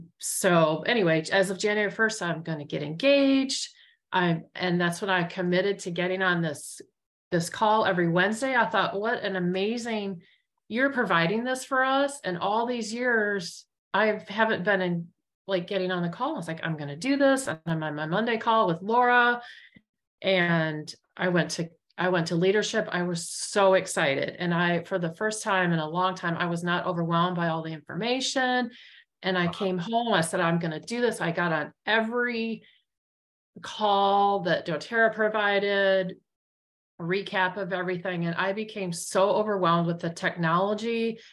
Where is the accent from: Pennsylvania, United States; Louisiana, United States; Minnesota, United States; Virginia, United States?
Virginia, United States; Richmond; I'm from Richmond, calling from Richmond, Virginia today.